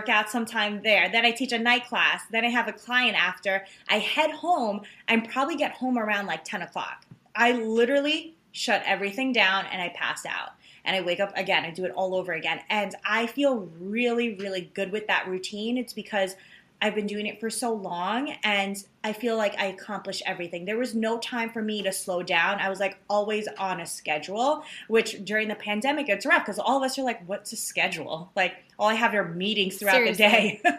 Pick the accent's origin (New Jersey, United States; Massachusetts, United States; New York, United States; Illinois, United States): New York, United States; New York City; New York City, I'm from Queens